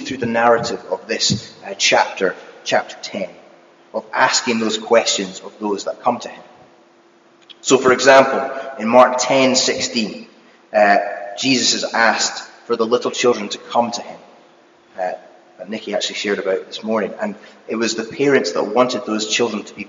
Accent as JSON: {"language": "English", "country": "United Kingdom", "said": "as being British"}